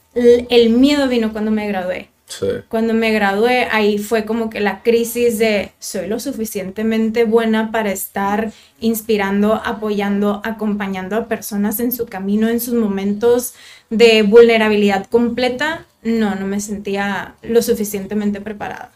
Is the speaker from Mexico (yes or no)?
yes; Tijuana, Baja California, Mexico; also born or lived in Monterrey; Soy de aquí de Tijuana, nací aquí, estuve toda mi primaria, kinder y secundaria en el Instituto Cumbres